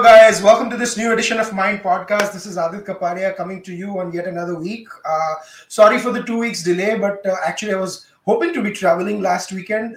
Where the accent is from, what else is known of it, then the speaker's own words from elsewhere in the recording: Ahmedabad, Gujarat, India; moved away; my hometown of Ahmedabad